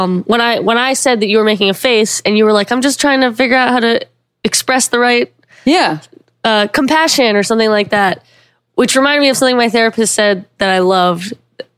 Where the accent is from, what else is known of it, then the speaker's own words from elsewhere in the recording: the South, United States; I grew up in the South